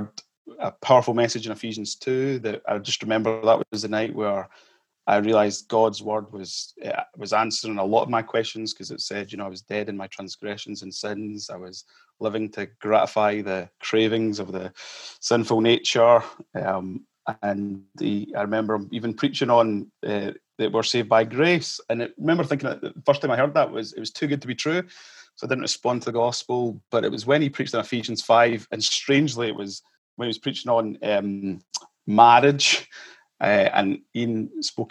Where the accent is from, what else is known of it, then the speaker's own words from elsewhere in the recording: Kirkmuirhill, Scotland, United Kingdom; moved away as an adult; also born or lived in Malawi / Edinburgh; now in Cumbernauld, United Kingdom; when I was 4 years old, we moved as a family to South Lanarkshire in the little village of Kirkmuir Hill on the M74 and your way down to England. So I grew up there